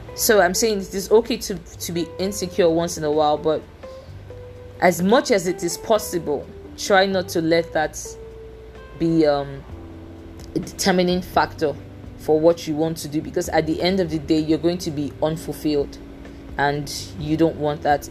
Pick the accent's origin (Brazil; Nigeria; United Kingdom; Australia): Nigeria; accent: Nigerian English; I am a Nigerian. I I have a degree in English. I am confident in the fact that to a very good extent my English is good. I just speak a different variation of English language, which is the Nigerian English language